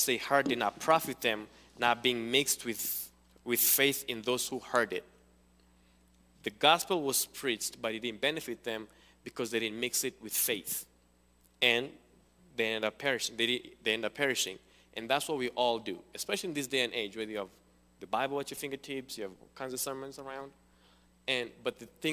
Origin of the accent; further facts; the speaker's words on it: Kenya; moved away; also born or lived in Cincinnati; I'm from Kenya.